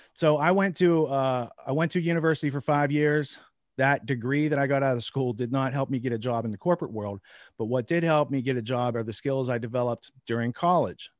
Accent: small Midwest town, United States; as an American, as a upright, honest citizen brought up in a small Midwest

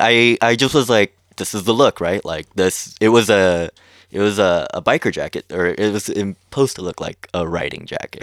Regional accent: Long Beach, California, United States; I grew up in Long Beach

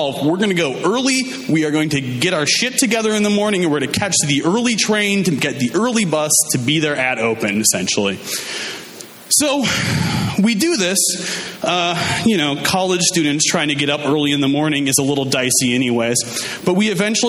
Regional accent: Minnesota, United States; I'm from Minnesota, and Minnesota, like Wisconsin, is really into, you know, winter sports.

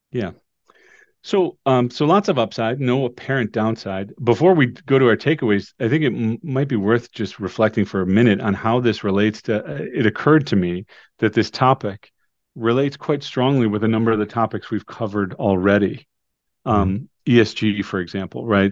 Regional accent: Cleveland, Ohio, United States; moved away as an adult; also born or lived in Rochester, New York; my hometown of Cleveland, Ohio

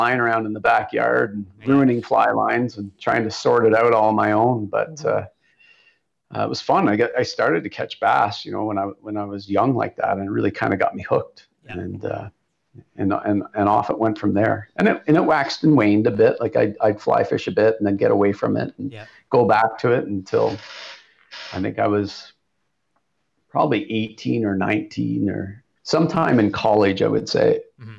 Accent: London, Ontario, Canada; I grew up in London

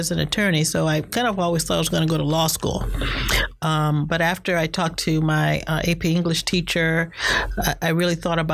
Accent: Cleveland, Ohio, United States; moved away as an adult; now in Boston, United States; I grew up in Cleveland, Ohio. I went to Shaker Heights High School

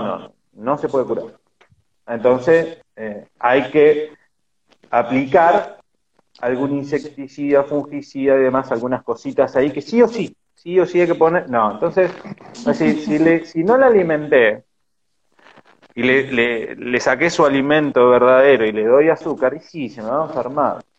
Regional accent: Argentina; como argentinos y con toda esa argentinidad que tenemos

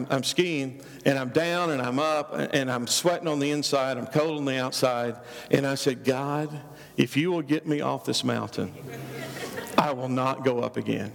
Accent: Oklahoma, United States; I'm a redneck from Oklahoma.

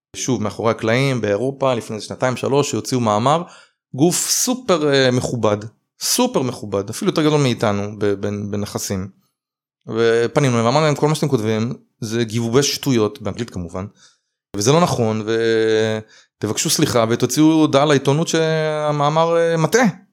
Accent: Israel; אני ישראלי

